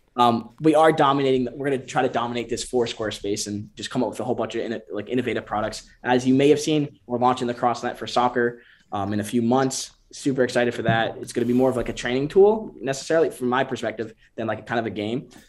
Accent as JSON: {"language": "English", "region": "Connecticut", "country": "United States", "also_born_or_lived": "Bend, Oregon", "moved": "yes", "lives_now": "Miami, United States", "said": "we're all from Connecticut, and then we moved down to Miami to catch the sun"}